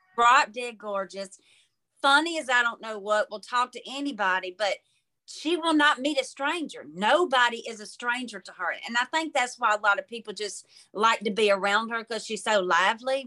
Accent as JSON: {"language": "English", "town": "Mobile", "region": "Alabama", "country": "United States", "said": "from Mobile, Alabama"}